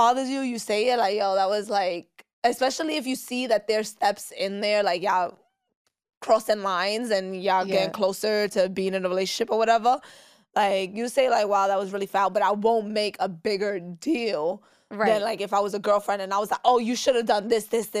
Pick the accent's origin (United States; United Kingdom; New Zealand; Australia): United States; New York City, New York; I grew up, so I was born and raised in East New York, Brooklyn. Not in Kings County Hospital.